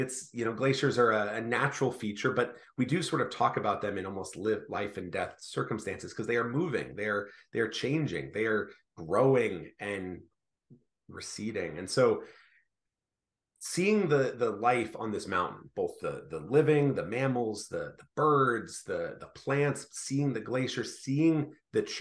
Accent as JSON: {"language": "English", "town": "Tampa", "region": "Florida", "country": "United States", "moved": "yes", "lives_now": "Washington, United States", "said": "I am from Florida originally. I'm from Tampa, fifth generation"}